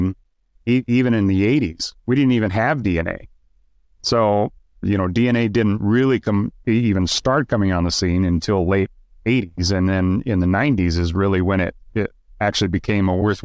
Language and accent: English; Idaho, United States; now in Utah, United States; I'm from Idaho and I live in Utah now